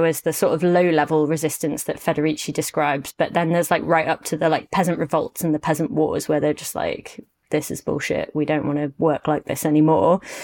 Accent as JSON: {"language": "English", "country": "United Kingdom", "said": "as a British person"}